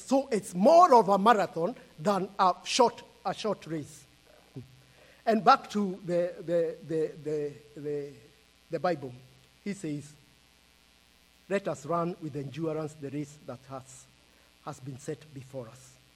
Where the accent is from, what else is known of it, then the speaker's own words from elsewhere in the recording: Kenya; I am from Kenya, and we live in Kenya and we are visiting US